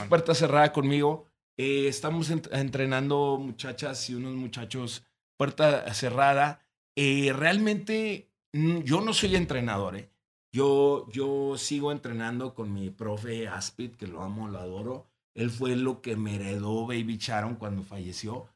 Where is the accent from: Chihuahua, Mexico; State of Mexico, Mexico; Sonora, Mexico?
Chihuahua, Mexico; Ciudad Juárez; soy de los actuales luchadores de Ciudad Juárez